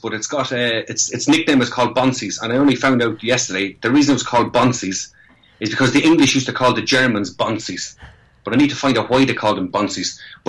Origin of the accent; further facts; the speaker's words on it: Ireland; accent: Irish; moved away as an adult; now in London, United Kingdom; And I still have my accent, thank God. You can take the man out of Ireland, but you can't take the Irish out of the man.